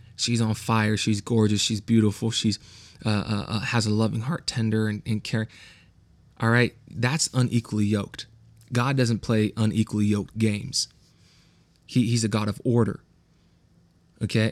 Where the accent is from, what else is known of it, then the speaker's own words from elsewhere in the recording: the Valley, California, United States; accent: West Coast; I am from the Valley.